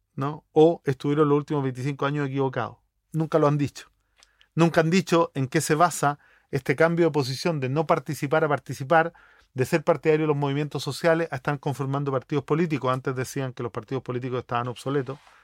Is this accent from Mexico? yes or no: no; Chile; Yo soy chileno, pero soy de origen palestino